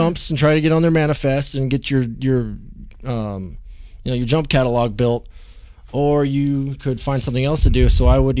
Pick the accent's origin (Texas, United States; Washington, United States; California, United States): Washington, United States; Bellevue; moved away as an adult; I'm from Bellevue, Washington. It's right outside Seattle.